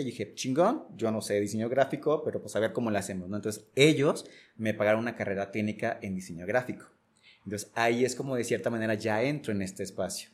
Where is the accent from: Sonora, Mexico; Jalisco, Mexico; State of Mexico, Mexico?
Jalisco, Mexico; Casimiro Castillo; moved away as an adult; also born or lived in Guadalajara / Mexico City; si bien soy originario de aquí, o sea, nací aquí en Guadalajara, eh, alcancé a crecer un par de años por acá, pero al final eh, mi familia y yo nos mudamos a un lugar que se llama Casimiro Castillo, que está en la costa sur del estado de Jalisco